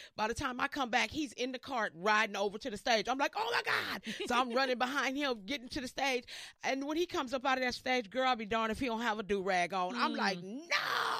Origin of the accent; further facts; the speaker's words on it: Los Angeles, California, United States; also born or lived in Minneapolis; born and raised in Los Angeles.